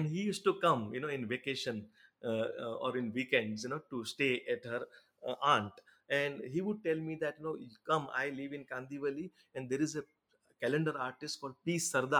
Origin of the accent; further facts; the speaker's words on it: India; first language Gujarati; English is a second language; actually Gujarati, of course, being it's my mother tongue